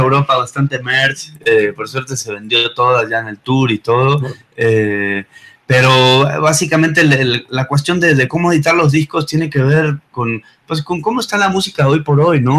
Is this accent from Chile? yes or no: no; Buenos Aires, Argentina; moved away as an adult; also born or lived in Playa del Carmen, Mexico; now in Mexico City, Mexico; yo soy de Buenos Aires, de Argentina. Vine a tocar hace ya como 14 años eh, a México.